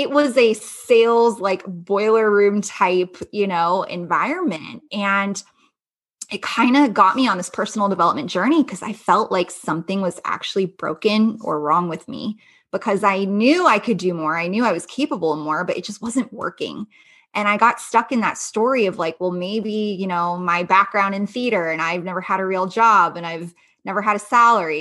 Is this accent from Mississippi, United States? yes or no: no; Los Angeles, California, United States; moved away as an adult; now in Las Vegas, United States; I grew up in Los Angeles